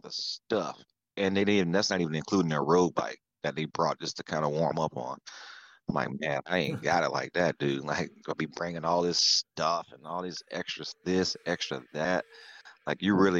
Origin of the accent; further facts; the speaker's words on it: Florida, United States; accent: Southern; now in California, United States; I'm from Florida